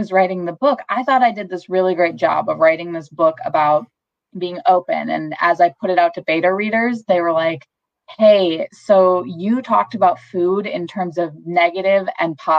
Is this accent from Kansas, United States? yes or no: no; Wisconsin, United States; I'm from Wisconsin. I've been in Wisconsin my whole life